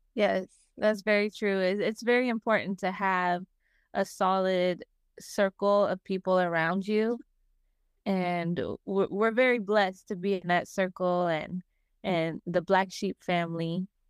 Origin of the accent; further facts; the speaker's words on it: Las Vegas, Nevada, United States; I'm from Las Vegas